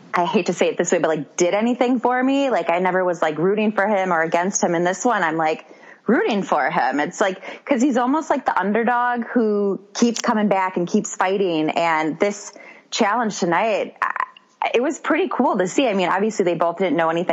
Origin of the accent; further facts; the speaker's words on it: Wisconsin, United States; accent: Wisconsin; My Wisconsin accent